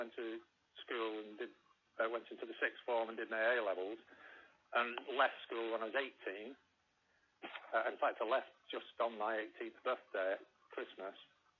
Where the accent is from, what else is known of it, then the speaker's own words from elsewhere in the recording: Heywood, North West England, United Kingdom; I'm not from Rochdale. I mean, I am from the town next to Rochdale, which is called Haywood.